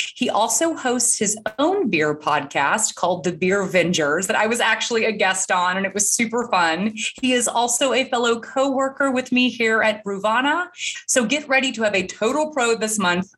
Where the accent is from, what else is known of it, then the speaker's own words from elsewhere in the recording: Atlanta, Georgia, United States; moved away as an adult; also born or lived in Nashville / New York; now in Chattanooga, United States; a Southern girl I'm born and raised in Atlanta, Georgia